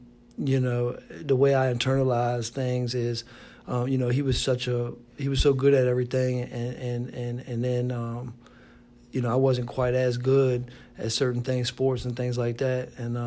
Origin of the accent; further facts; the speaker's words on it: Richmond, Virginia, United States; I'm from Richmond. You know, I know all about this city here